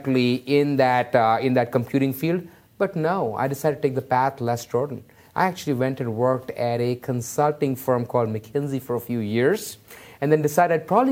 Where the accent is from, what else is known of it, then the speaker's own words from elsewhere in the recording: Mumbai, Maharashtra, India; I grew up in Mumbai, India